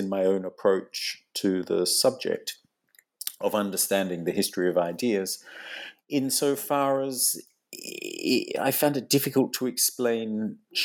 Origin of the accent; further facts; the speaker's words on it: Australia; moved away as an adult; also born or lived in England; now in London, United Kingdom; I'm originally from Australia